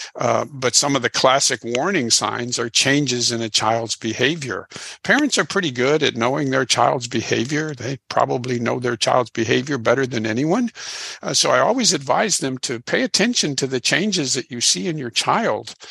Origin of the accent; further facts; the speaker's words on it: Illinois, United States; now in Houston, United States; I'm originally from Illinois